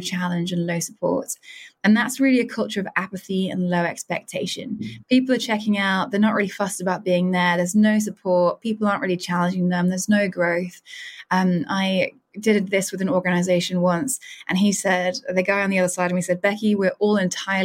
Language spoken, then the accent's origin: English; United Kingdom; I'm a Brit